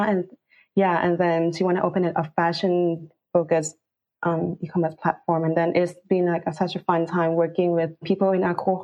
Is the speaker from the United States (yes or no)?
no; Bangkok, Thailand; moved away as an adult; now in London, United Kingdom; I'm actually from Bangkok, Thailand, and then I work in Thailand as the category manager in an e-commerce company